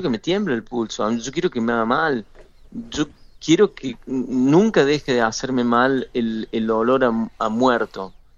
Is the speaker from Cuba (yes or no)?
no; Argentina; como argentino que he vivido siempre muy cerca el fútbol como un hecho totalitario y devastador, como sucede en mi país